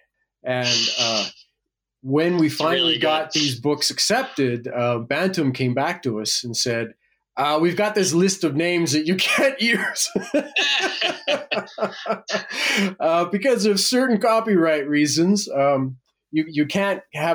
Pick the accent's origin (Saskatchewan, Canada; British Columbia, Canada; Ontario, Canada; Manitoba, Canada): Manitoba, Canada; Winnipeg; moved away as an adult; Winnipeg, Manitoba